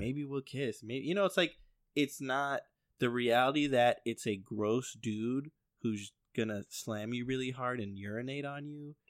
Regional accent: Chicago, Illinois, United States; we grew up in Chicago

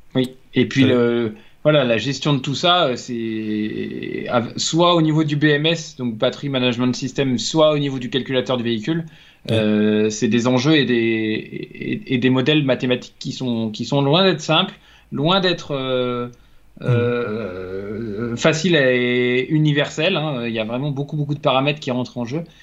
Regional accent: France; en tant que Français

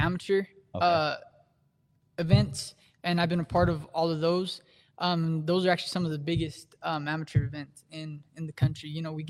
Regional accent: Amarillo, Texas, United States; here in my hometown, Amarillo, Texas

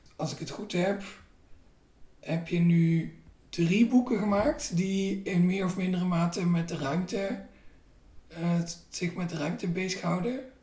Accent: North Limburg, Netherlands; moved away; ik ben eens dus opgegroeid in Noord-Limburg, waar je heel veel glastuinbouw hebt

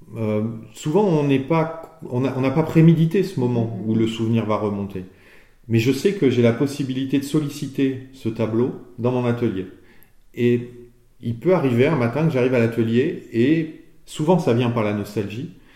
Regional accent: Limousin, Nouvelle-Aquitaine, France; je suis originaire du Limousin

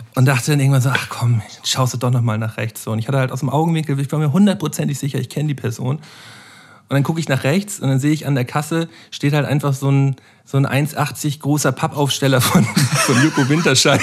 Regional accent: Flensburg, Schleswig-Holstein, Germany; moved away as an adult; now in Hamburg, Germany; ich bin geborener Flensburger

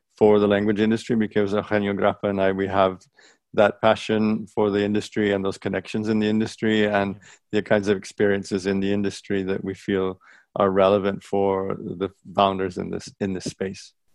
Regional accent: United States; moved away as an adult; also born or lived in France / Taiwan; I grew up in the States and had Greek, um, Greek school and Greek family around.

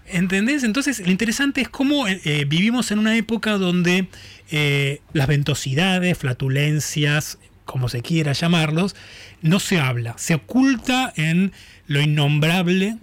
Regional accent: Buenos Aires, Argentina; yo nací, eh, me crecí en Boedo

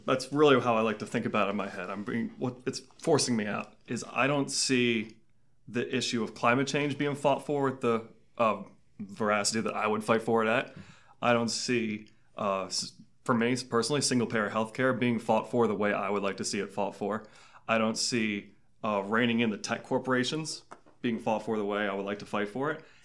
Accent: Maryland's 6th congressional district, United States; also born or lived in Clarksburg, Maryland; I am from District Six. I went to high school at Saint John's Prospect Hall when I was there

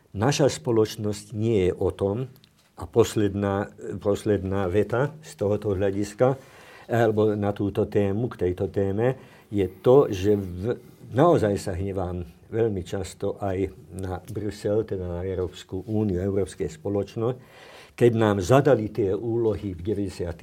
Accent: Slovakia; u nás na východe sme mysleli, že to je Kreml, prípadne Praha

